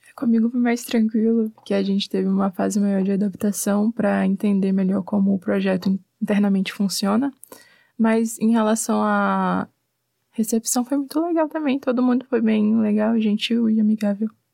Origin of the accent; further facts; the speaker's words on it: Teresina, Piauí, Brazil; moved away as an adult; now in Curitiba, Brazil; Eu sou de Teresina, Piauí, bem no Nordeste